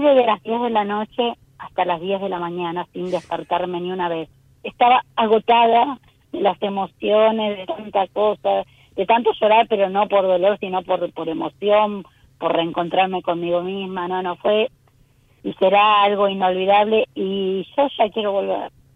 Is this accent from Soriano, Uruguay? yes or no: no; Montevideo, Uruguay; yo soy uruguaya